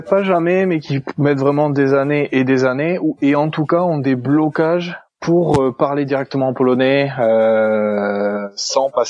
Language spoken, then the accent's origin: French; France; accent: French; dire quelques mots d'italien, d'espagnol, euh, de portugais que je connais, euh, je, cache assez bien mon accent français.